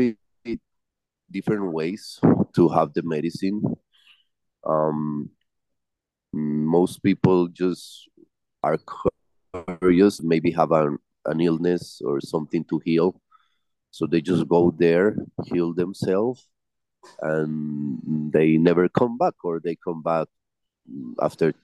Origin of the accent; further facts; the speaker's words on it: Medellín, Antioquia, Colombia; I am from Medellin, the city of Pablo Escobar